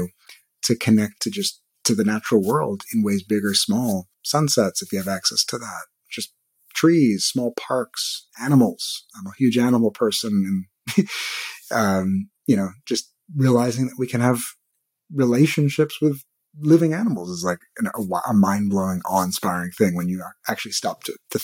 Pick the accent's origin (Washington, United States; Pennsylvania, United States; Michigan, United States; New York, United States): New York, United States; New York City; moved away as an adult; now in California, United States; I grew up in Brooklyn, New York